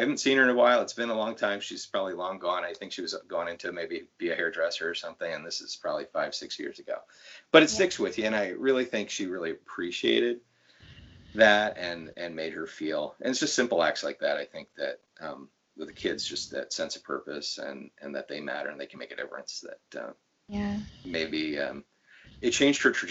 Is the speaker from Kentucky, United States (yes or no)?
no; Lancaster County, Pennsylvania, United States; I grew up in the Lancaster County area